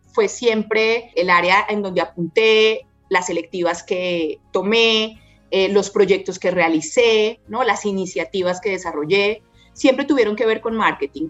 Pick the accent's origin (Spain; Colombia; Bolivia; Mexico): Colombia; Bogotá; also born or lived in Santander; total influencia de la cultura santanderiana, pero soy pues bogotana en, mi corazón realmente, porque he vivido la gran parte de, mi vida aquí en Bogotá.